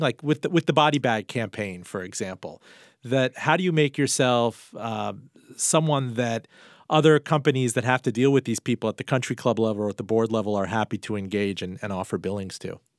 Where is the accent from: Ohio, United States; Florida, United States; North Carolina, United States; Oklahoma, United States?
Florida, United States; Miami; moved away; back in Miami, my hometown as well.